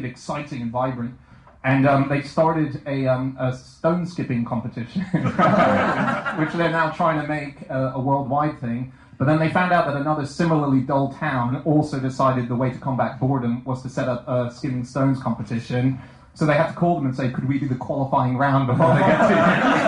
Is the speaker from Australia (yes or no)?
yes; Australia; sorry, I'm Australian, there's a lot of Sheilas.